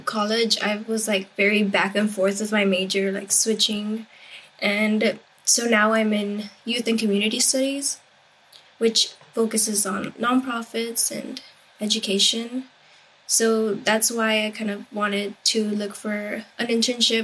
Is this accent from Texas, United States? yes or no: yes; Rio Grande Valley, Texas, United States; I grew up in the Rio Grande Valley